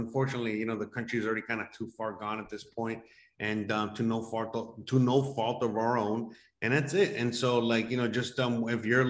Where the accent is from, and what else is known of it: United States; born or raised there; moved away as an adult